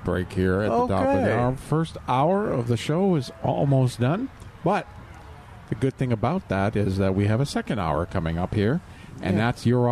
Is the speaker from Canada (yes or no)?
yes; Canada; moved away as an adult; now in Texas, United States; I'm from Canada